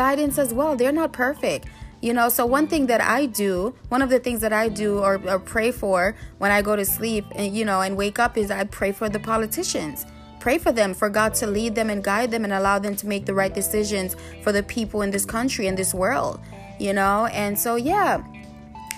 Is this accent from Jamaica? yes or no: yes; Jamaica; I'm Jamaican myself